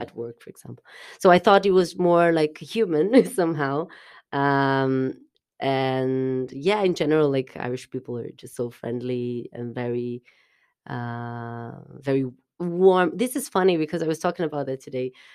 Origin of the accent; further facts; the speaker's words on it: South Brazil, Brazil; moved away as an adult; also born or lived in Portugal; now in Dublin, Ireland; it's close to s, to where I'm from, it's south, south of Brazil